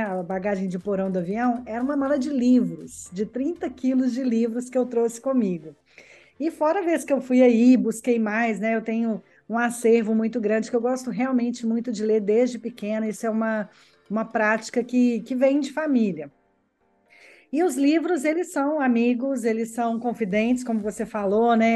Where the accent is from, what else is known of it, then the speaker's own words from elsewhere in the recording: Belo Horizonte, Minas Gerais, Brazil; moved away as an adult; now in Verona, Italy; nasci em Minas Gerais, em Belo Horizonte. Tem pouco tempo que eu moro aqui na Itália, tem quatro anos